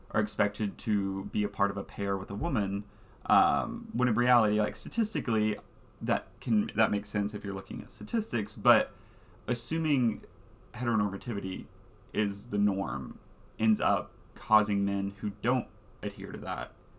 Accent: the South, United States; accent: Southern; moved away; being gay, growing up in the South, like growing up in the church

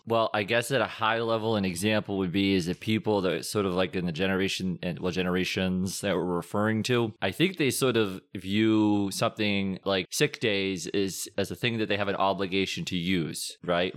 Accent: Bridgewater, Massachusetts, United States; also born or lived in Rhode Island; I was born, raised in Bridgewater, Massachusetts

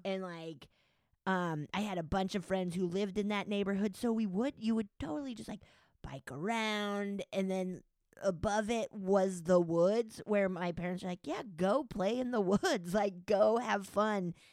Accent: Summit County, Colorado, United States; also born or lived in Silverthorne, Colorado / Breckenridge, Colorado; I grew up in Summit County, which is a big ski resort county.

